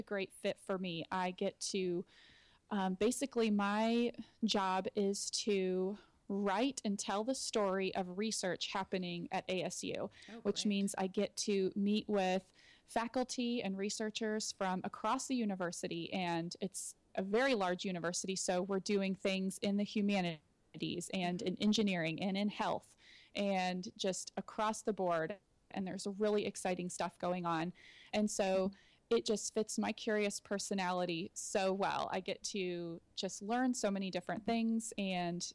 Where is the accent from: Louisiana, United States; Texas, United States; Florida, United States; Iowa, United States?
Texas, United States; Austin; moved away as an adult; now in Gilbert, United States; I'm originally from Austin, Texas